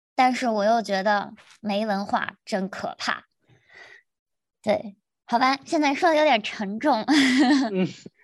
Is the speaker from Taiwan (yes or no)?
no; China; moved away as an adult; now in United States; 我们是中 国人